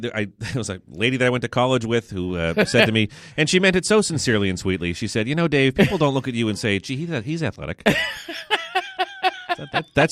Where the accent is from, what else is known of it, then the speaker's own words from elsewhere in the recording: New Hampshire, United States; moved away; also born or lived in Massachusetts; I'm born and raised in New Hampshire